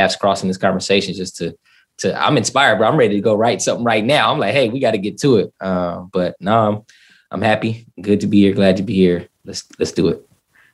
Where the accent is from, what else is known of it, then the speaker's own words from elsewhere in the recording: Southern California, United States; moved away as an adult; also born or lived in East St. Louis, Illinois / Atlanta / overseas; now in Florida, United States; I was born in East St. Louis, Illinois, left there, grew up in Southern California